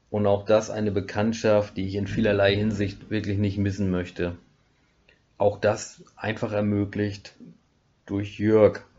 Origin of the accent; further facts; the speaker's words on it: Schleswig-Holstein, Germany; moved away; komme ich tatsächlich mittlerweile aus dem Schwarzwald, Breisgau, ursprünglich aus dem Holsteinischen.